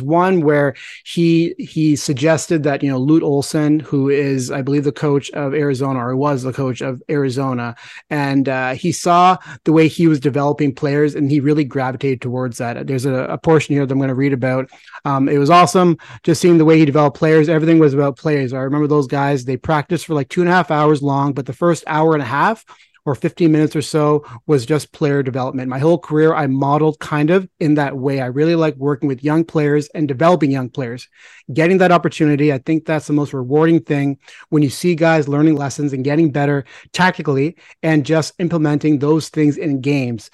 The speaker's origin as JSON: {"language": "English", "country": "India", "said": "I'm Indian"}